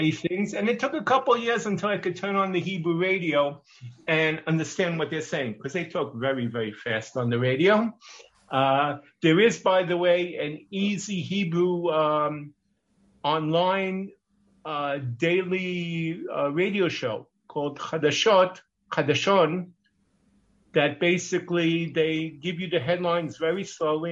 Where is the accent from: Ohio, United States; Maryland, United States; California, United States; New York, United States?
New York, United States; Brooklyn; first language English; moved away as an adult; now in Ma'ale Adumim, Israel; I am from Brooklyn, New York, 37 years, and I still have the accent.